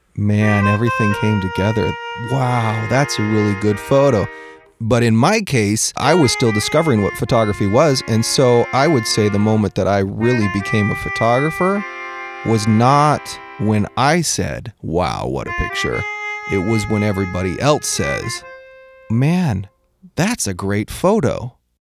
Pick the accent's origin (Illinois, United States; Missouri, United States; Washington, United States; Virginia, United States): Washington, United States; moved away; also born or lived in California; I am from Washington